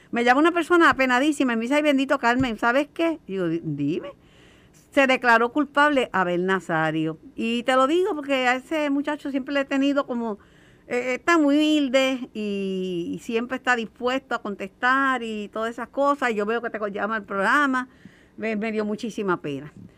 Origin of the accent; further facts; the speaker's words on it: Puerto Rico; somos muchos los puertorriqueños que vivimos con un joven